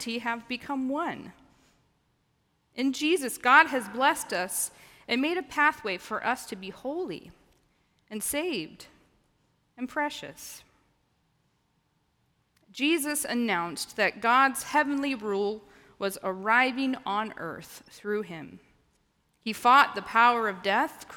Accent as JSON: {"language": "English", "region": "the Ozarks", "country": "United States", "tie": "born or raised there", "moved": "yes", "said": "I grew up in the Ozarks"}